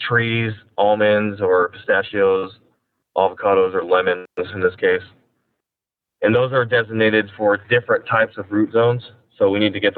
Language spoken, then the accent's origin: English; Salinas Valley, California, United States; also born or lived in San Luis Obispo, California; I grew up in the Salinas Valley